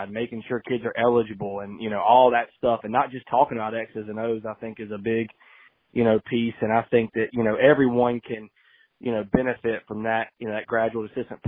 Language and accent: English; Lexington, North Carolina, United States; I'm from Lexington